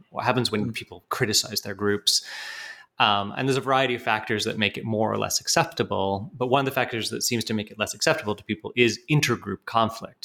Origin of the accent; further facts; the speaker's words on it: Canada; moved away as an adult; also born or lived in United Kingdom / Montreal, Canada / Toronto, Canada; now in Pennsylvania, United States; I'm um, actually British by birth, but grew up in Canada